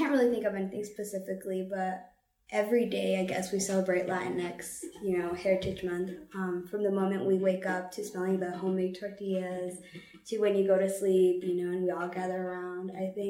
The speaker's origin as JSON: {"language": "English", "town": "Phoenix", "region": "Arizona", "country": "United States", "tie": "born or raised there", "moved": "as an adult", "lives_now": "Flagstaff, United States", "said": "I grew up in Central Phoenix where it was a tight-knit community. We mostly all spoke Spanish. It was all Latinx members."}